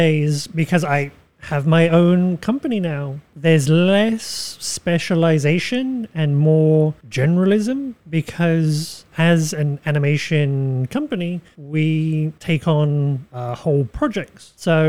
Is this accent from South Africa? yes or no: no; United Kingdom; moved away; I am British, although my accent might not indicate that much.